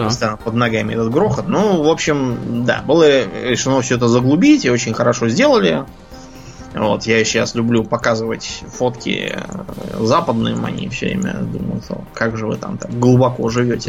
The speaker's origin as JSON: {"language": "Russian", "region": "Moscow", "country": "Russia", "tie": "born or raised there", "said": "я Москвы совсем не знал. Жил в жизнь на окраине"}